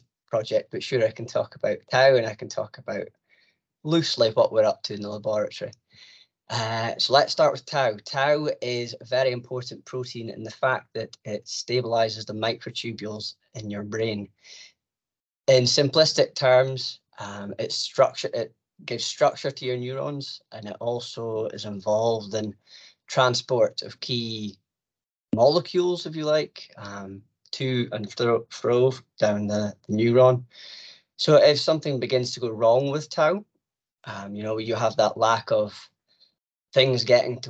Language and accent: English; Aberdeen, Scotland, United Kingdom; I'm from Aberdeen